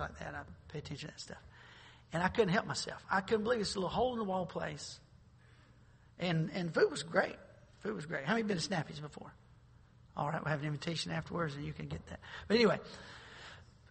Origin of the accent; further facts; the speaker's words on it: North Carolina, United States; I grew up in North Carolina